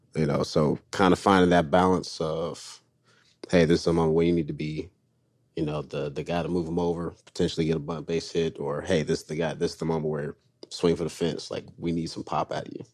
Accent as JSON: {"language": "English", "region": "North Carolina", "country": "United States", "said": "I'm from North Carolina"}